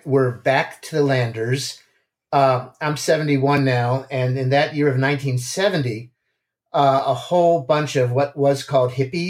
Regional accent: Wheaton, Maryland, United States; now in Washington, United States; I used to come in to Washington, where I grew up in the Wheaton suburbs. My parents' house was there.

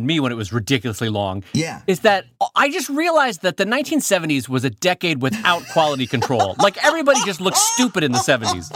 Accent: Southern California, United States; growing up in Southern California

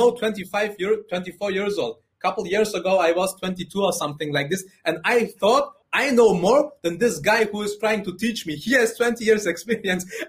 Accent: Germany; English is a second language; also born or lived in Afghanistan

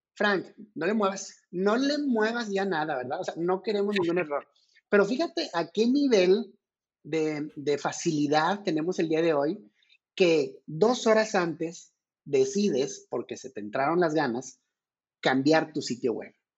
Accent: Mexico; como mexicano

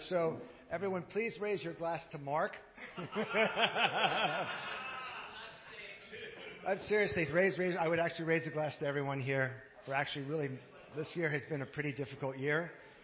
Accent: Canada; I'm a Canadian. I hold a Canadian passport

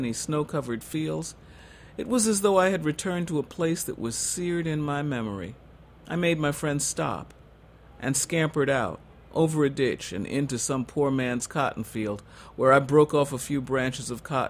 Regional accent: the North, United States; I'm a Northerner

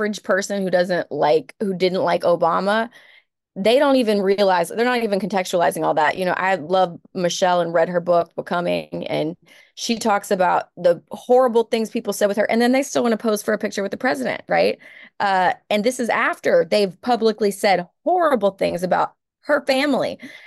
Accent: Texas, United States; I grew up in Texas

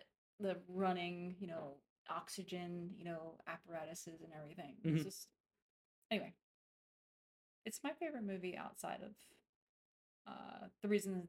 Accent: Philadelphia, Pennsylvania, United States; I grew up in South Philly

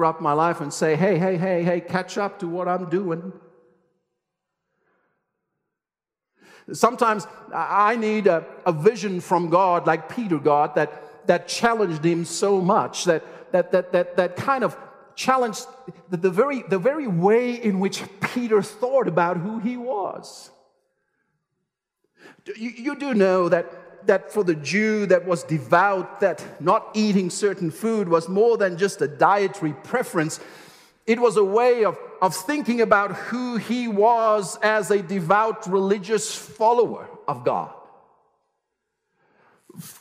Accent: South Africa; I'm South African, I know the landscape, I know the world, I know the culture, I love the food

